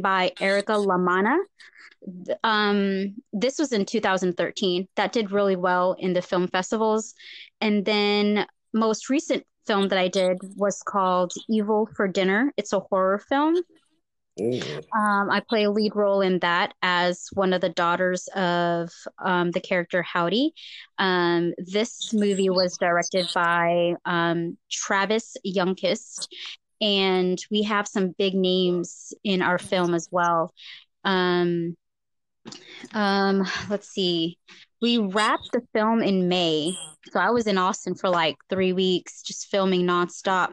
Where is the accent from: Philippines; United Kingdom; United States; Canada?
Philippines; moved away; I grew up around boys in the Philippines